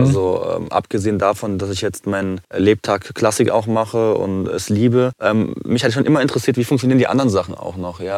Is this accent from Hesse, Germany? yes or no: yes; Frankfurt, Hesse, Germany; Also ich bin äh, gebürtiger Frankfurter, komme familiär aus Kroatien.